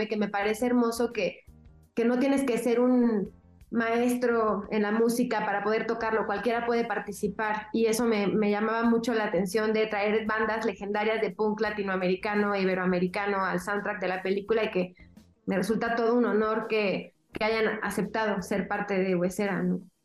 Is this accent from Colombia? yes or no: no; Mexico; soy mexicana